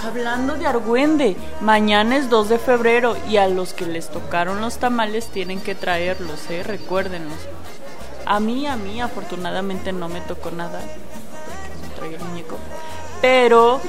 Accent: Mexico; also born or lived in Chihuahua, Mexico; no somos de la Ciudad de México, somos orgullosamente provincianos

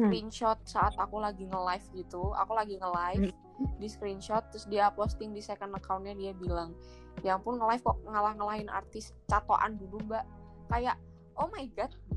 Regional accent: Java, Indonesia; aku ya orang Jawa

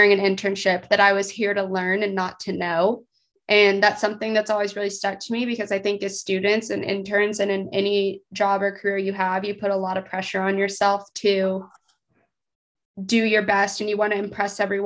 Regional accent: Texas, United States; moved away as an adult; now in Fayetteville, United States; I'm from Texas.

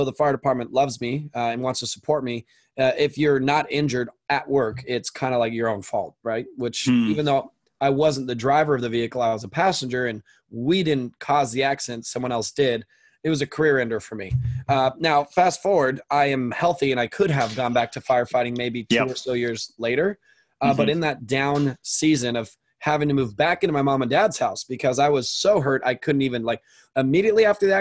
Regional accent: Orange County, Southern California, United States; I grew up in Southern California in Orange County, which is where I live currently

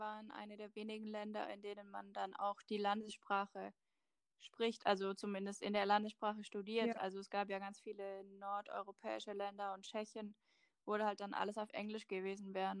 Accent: Germany; ich komme aus Deutschland

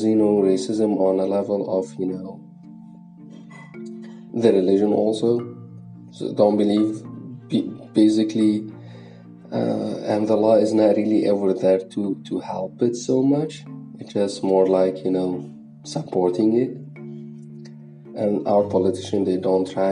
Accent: Lebanon; I come from Lebanon, which is a totally different country

